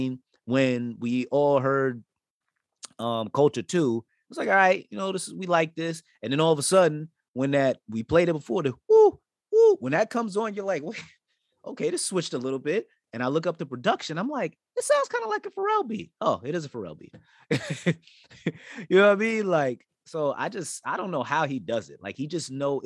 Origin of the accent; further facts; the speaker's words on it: New York, United States; I'm from New York